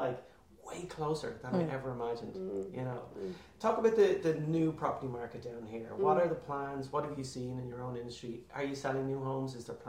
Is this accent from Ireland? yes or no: yes; Celbridge, Leinster, Ireland; moved away as an adult; now in Wicklow, Ireland; I was born and raised in Kildare.